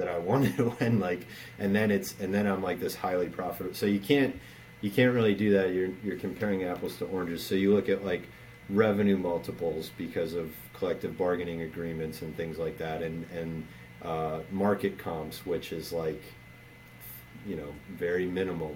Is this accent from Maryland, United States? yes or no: yes; Baltimore, Maryland, United States; I, I grew up in Baltimore, and so given my age the only sport here growing up was Orioles baseball